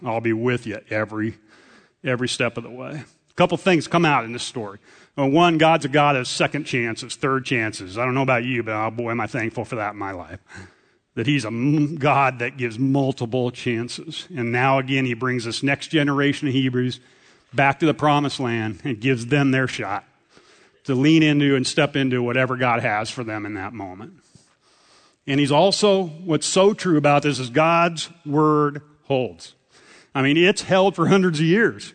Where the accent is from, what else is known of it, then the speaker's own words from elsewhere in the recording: central Nebraska, United States; moved away; Grew up in a farm in central, in Kennesaw, Nebraska